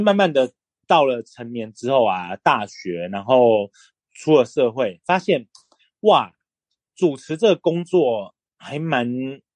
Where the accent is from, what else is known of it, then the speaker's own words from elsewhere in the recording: Pinglin, New Taipei, Taiwan; now in Zhudong, Taiwan; 我现在住在竹东，但是我来自于非常知名的茶香平林